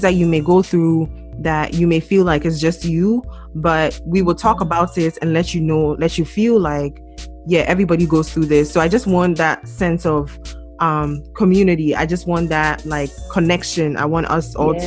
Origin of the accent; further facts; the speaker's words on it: Ghana; moved away; I'm from Ghana